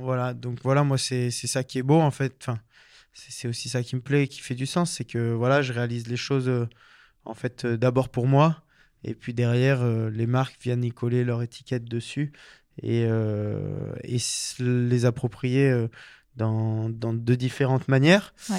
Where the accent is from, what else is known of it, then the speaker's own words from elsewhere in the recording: Embrun, Provence-Alpes-Côte d'Azur, France; moved away as an adult; also born or lived in Chambéry / Lyon / Belfort; now in Sainte-Foy-en-Tarentaise, France; moi j'ai grandi dans les Hautes-Alpes donc à Embrun